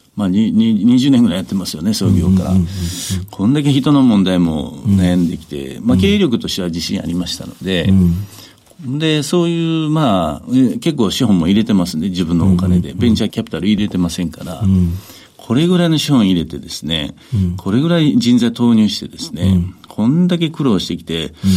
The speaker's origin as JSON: {"language": "Japanese", "region": "Kyoto", "country": "Japan", "tie": "born or raised there", "said": "京都府京都市ですね"}